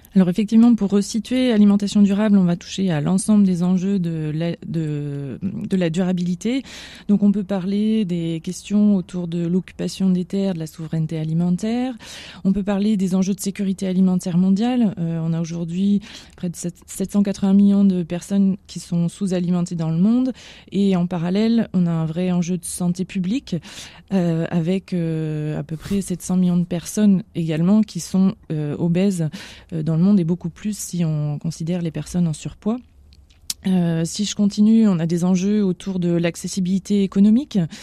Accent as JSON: {"language": "French", "country": "France", "said": "nous en tant que Français"}